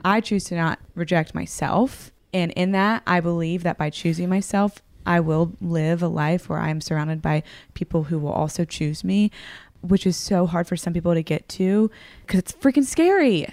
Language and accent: English; the South, United States; I grew up in the South, very sheltered one